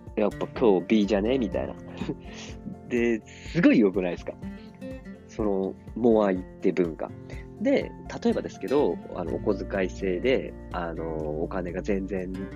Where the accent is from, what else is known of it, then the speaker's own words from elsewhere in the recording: Tokyo, Japan; moved away as an adult; also born or lived in Saitama Prefecture; now in Saitama, Japan; 僕は埼玉県に住んでるんですけど、東京育ちの埼玉県です